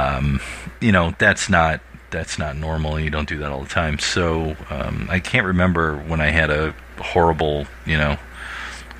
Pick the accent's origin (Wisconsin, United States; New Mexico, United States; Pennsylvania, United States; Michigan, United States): Michigan, United States; Clinton Township; I grew up in Clinton Township.